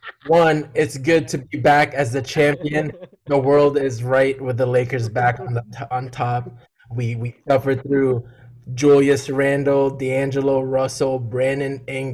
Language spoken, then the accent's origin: English; Philippines; now in Dallas, United States; I was born in the Philippines.